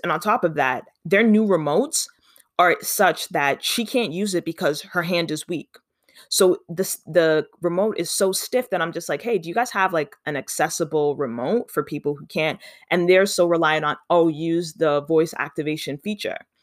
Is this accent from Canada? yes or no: yes; Canada; also born or lived in Ontario; I mean, I'm from Canada. I live in Ontario